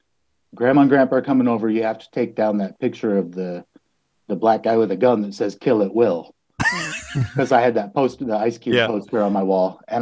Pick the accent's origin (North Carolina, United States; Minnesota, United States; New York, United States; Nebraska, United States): Nebraska, United States; Lincoln; also born or lived in North Platte, Nebraska; I was born in North Platte, Nebraska. And then when I was three, we moved to Lincoln. So I've lived in Lincoln all my life.